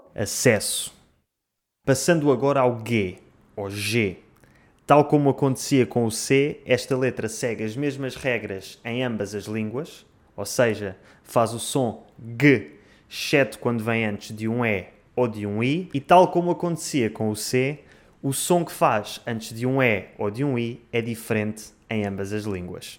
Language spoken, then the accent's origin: Portuguese; Portugal; eu sou português